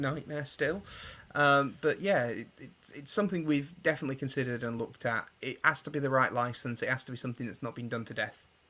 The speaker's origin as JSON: {"language": "English", "region": "England", "country": "United Kingdom", "said": "I'm obviously English"}